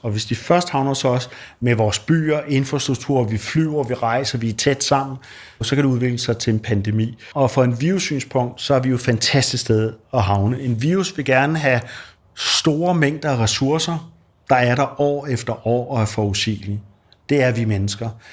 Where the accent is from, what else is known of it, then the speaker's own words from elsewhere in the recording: Denmark; som dansker